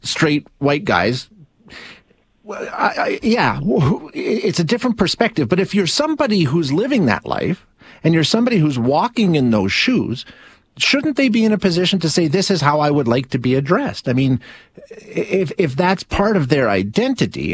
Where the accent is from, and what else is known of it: Canada